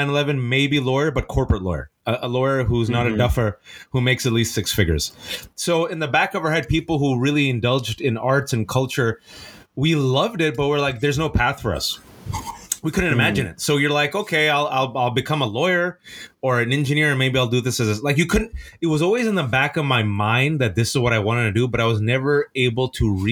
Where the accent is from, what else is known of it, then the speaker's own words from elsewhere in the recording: Fremont, California, United States; growing up in the Bay Area in Fremontistan